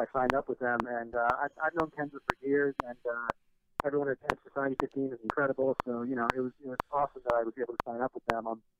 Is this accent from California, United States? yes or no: no; Woodstock, New York, United States; moved away as an adult; now in Los Angeles, United States; I'm actually from Woodstock, New York.